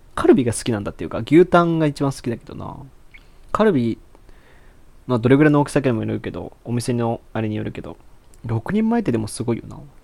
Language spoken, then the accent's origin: Japanese; Aichi, Japan; moved away as an adult; now in Osaka, Japan; もともと愛知県出身 で、今、下宿で大阪、一人暮らししてて